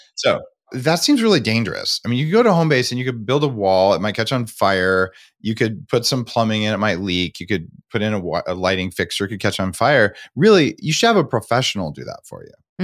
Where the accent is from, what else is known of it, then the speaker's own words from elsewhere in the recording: United States; as an American